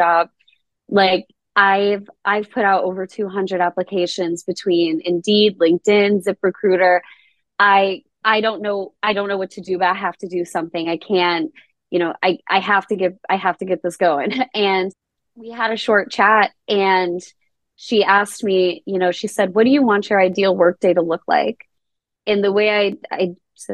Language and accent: English; Rochester, New York, United States; I grew up in Rochester, New York